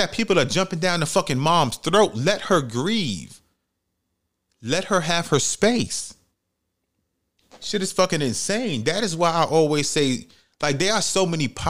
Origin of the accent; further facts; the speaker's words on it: New York City, New York, United States; I'm from New York City